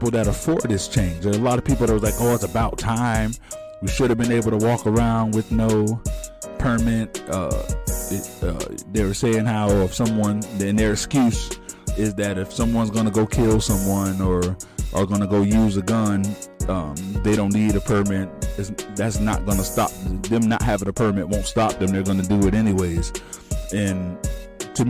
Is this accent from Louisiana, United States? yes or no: no; Palm Beach County, South Florida, United States; I'm in South Florida. That's my hometown, and to Florida is my home state